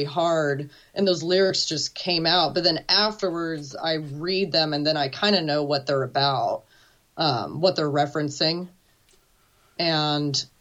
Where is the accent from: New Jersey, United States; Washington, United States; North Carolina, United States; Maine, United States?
Washington, United States; Seattle; also born or lived in Venice, Italy; now in Bonney Lake, United States; I'm from Seattle, born and raised